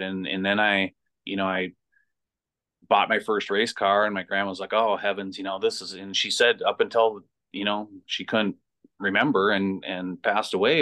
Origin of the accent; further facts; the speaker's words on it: North Branch, Minnesota, United States; I grew up in North Branch. Uh, went, graduated from North Branch High School